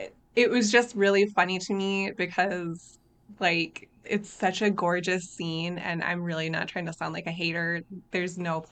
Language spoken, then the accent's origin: English; Minnesota, United States; I am from Minnesota.